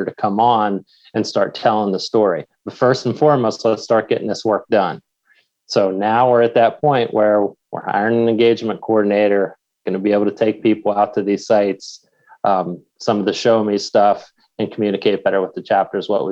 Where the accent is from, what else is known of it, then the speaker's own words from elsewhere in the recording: Pennsylvania, United States; my home state of Pennsylvania